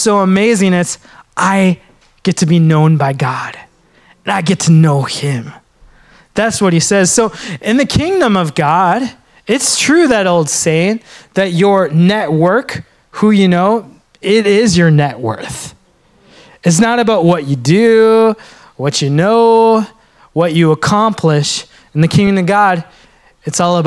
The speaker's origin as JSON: {"language": "English", "region": "Minnesota", "country": "United States", "tie": "born or raised there", "said": "growing up in Minnesota as a Sri Lankan, there weren't a lot of people that looked like me"}